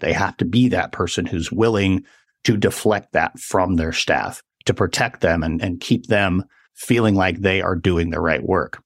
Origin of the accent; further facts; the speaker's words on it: central Wyoming, United States; moved away; I grew up in central Wyoming